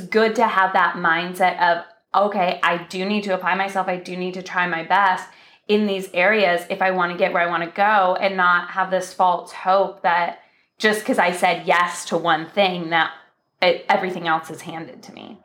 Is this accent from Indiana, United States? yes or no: no; Michigan, United States; moved away as an adult; now in California, United States; we're both from Michigan